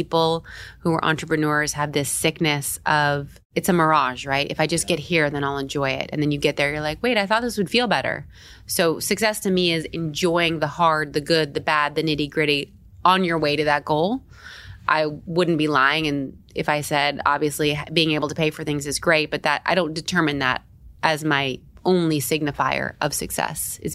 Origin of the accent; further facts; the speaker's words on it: Tampa, Florida, United States; also born or lived in San Diego, California; now in New York, United States; I was born in San Diego, but I lived in Tampa, Florida, like small town